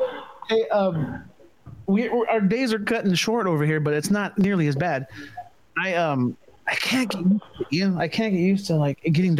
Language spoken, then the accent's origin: English; Stockton, California, United States; we're from California, Central California. I don't know if you've heard of Stockton. That's where I'm from originally